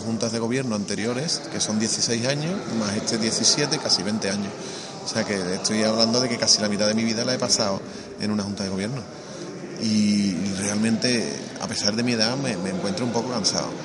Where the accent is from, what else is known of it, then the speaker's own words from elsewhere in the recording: Arahal, Andalusia, Spain; me he criado en San Roque